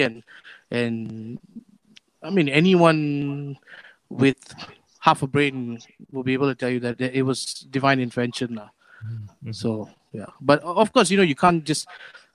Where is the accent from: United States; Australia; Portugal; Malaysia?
Malaysia; Kuala Lumpur; I'm from Kepong, Jesus Caritas. Been going there since I was 5